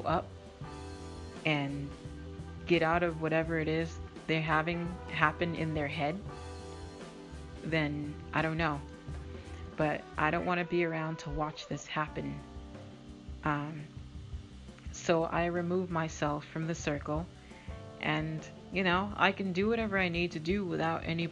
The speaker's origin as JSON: {"language": "English", "region": "Massachusetts", "country": "United States", "said": "I'm from Massachusetts or New England. We're very, very strong with our words."}